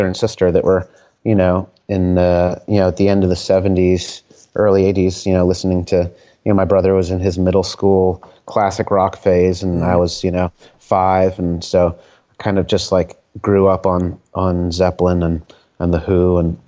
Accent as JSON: {"language": "English", "region": "Connecticut", "country": "United States", "tie": "born or raised there", "also_born_or_lived": "Providence, Rhode Island / Virginia / San Francisco", "moved": "as an adult", "lives_now": "Philadelphia, United States"}